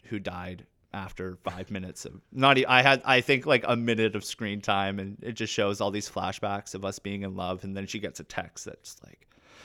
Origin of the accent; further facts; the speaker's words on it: Ontario, Canada; I'm actually from Northern Ontario this whole time.